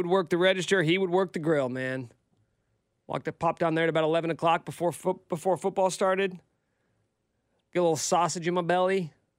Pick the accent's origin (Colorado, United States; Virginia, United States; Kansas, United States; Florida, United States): Kansas, United States; Topeka; I'm from Topeka.